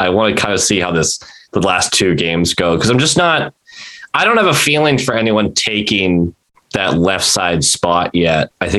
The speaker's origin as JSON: {"language": "English", "town": "Boston", "region": "Massachusetts", "country": "United States", "said": "it's a good thing I'm from Boston and I'm really good at internalizing my feelings."}